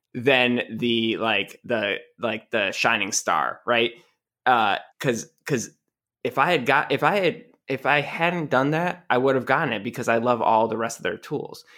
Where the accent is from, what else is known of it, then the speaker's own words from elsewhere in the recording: New England, United States; moved away; I'm from New England